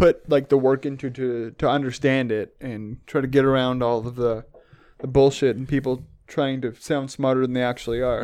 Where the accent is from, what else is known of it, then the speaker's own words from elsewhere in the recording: Canada; I'm obviously Canadian